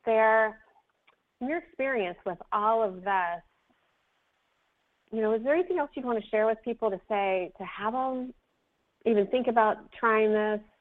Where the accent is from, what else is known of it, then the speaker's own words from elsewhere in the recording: Florida, United States; right to Florida, right in my home state here.